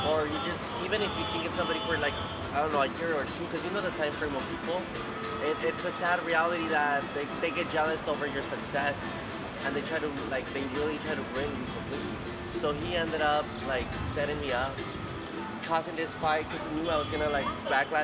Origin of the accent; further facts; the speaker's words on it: El Paso, Texas, United States; also born or lived in Vail, Colorado / Dillon, Colorado; now in Denver, United States; I'm from originally from El Paso, Texas.